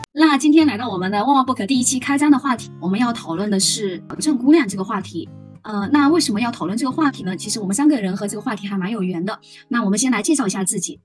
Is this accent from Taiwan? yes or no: no; Hubei, China; now in Guangzhou, China; 我是九四年的，然后来自湖北